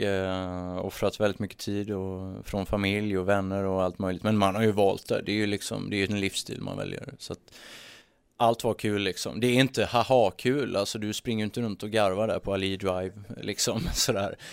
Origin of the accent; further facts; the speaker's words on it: Sweden; som svensk